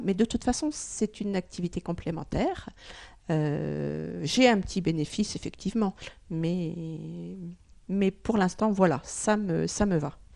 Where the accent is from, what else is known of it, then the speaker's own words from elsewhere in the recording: Oise, Hauts-de-France, France; moved away; je suis originaire de, de l'Oise